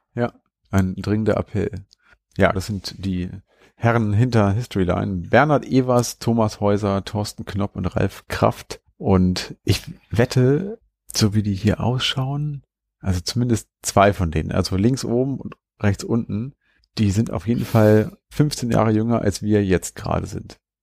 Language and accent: German; Hanover, Lower Saxony, Germany; hier bei uns in Hannover